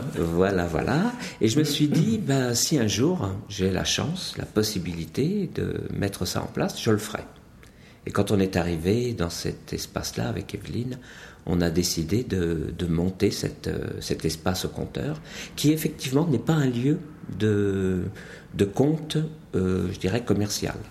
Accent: Montagnes Noires, Brittany, France; d'où je viens, c'est clair, c'est simple, c'est net, c'est la de Bretagne. C'est de Bretagne dans une petite région qu'on appelle euh, les Montagnes Noires, située 30 km au nord de l'Orient.

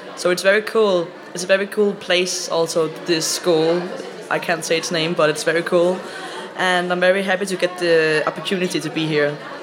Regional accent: Vietnam; English is a second language; now in France; I'm from Vietnam.

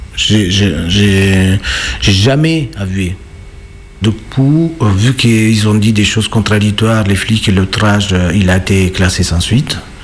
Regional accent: Naples, Campania, Italy; French is a second language; moved away as an adult; now in Lyon, France; je suis italien napolitain même.

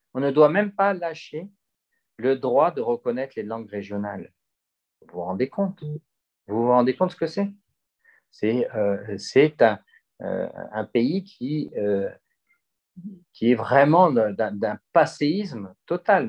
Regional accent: Gardanne, Provence-Alpes-Côte d'Azur, France; jamais oublié que je suis de Gardanne et pas du 16e arrondissement de Paris

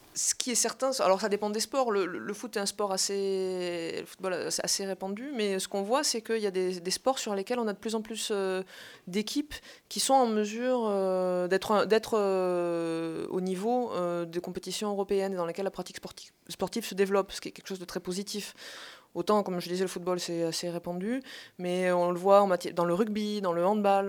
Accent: Montpellier, Occitania, France; je viens de Montpellier, le sud de la France

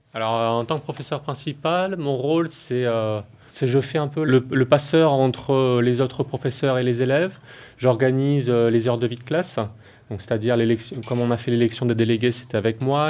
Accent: Nouméa, South Province, New Caledonia; also born or lived in Yahoué, Mont-Dore; now in Maré, New Caledonia; je suis calédonien, je suis né à Nouméa et j'habitais à Yahweh, au Mont d'Or

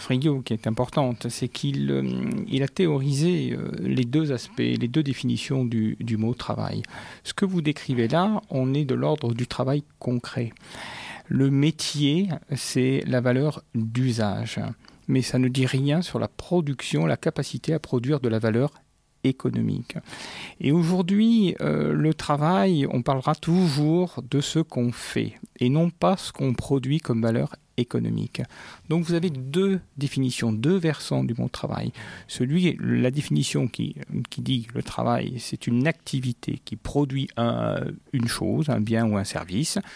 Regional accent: Paris, Île-de-France, France; moved away as an adult; also born or lived in Marseille; now in Paris and Marseille, France; Je suis un tout jeune Marseillais. Il y a 4 ans que j'ai découvert cette ville. Je viens de Paris.

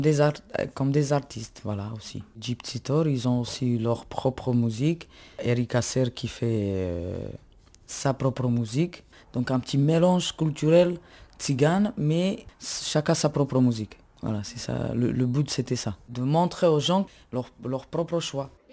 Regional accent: Slovakia; moved away as an adult; now in France; je viens de Slovaquie et je suis tzigane, tzigane Calderage.

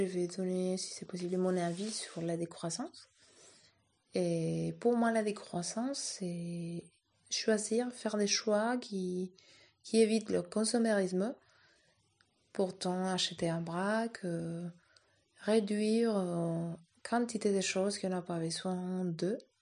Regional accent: Madrid, Community of Madrid, Spain; moved away; je suis de Madrid

